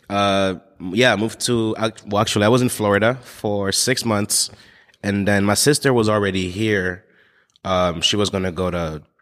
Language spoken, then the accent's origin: English; Togo; born there; So uh, I'm born in a, a, small country called Togo. It's on the west coast of Africa. It's right next to Ghana.